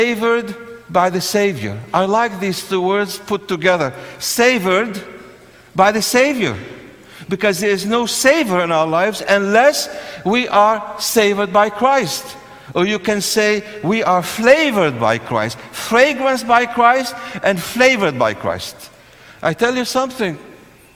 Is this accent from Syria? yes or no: yes; Syria; now in United States; I was born in Syria, where you have the civil war raging for so many years